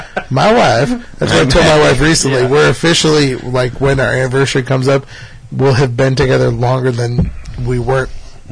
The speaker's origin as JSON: {"language": "English", "town": "Forest City", "region": "Midwest", "country": "United States", "tie": "born or raised there", "also_born_or_lived": "El Paso, Texas", "said": "We lived there the first year of my life, and I've known nothing but the Midwest. Forest City since."}